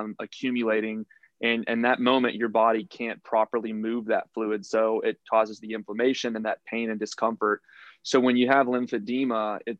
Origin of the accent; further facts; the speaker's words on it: Houston, Texas, United States; I'm from Houston, Texas